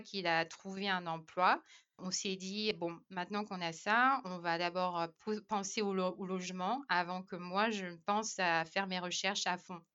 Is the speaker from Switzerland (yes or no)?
no; France; moved away as an adult; also born or lived in Ireland / Australia; en tant que Français